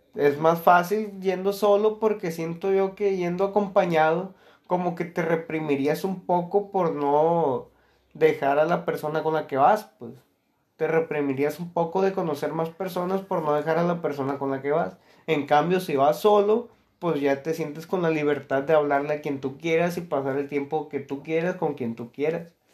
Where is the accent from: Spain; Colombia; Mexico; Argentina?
Mexico; also born or lived in Culiacán, Sinaloa; los millones que somos de mexicanos